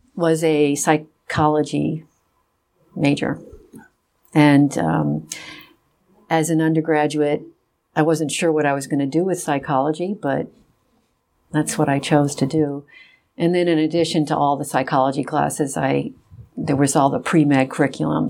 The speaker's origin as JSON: {"language": "English", "town": "Rochester", "region": "New York", "country": "United States", "tie": "born or raised there", "said": "I grew up in Rochester, New York"}